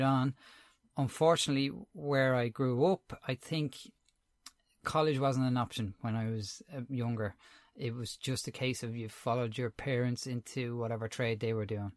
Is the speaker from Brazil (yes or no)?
no; Dublin, Leinster, Ireland; also born or lived in Tallaght; I'm originally from Crumlin in Dublin. Um, I grew up there. Uh, I'm living in Talla now.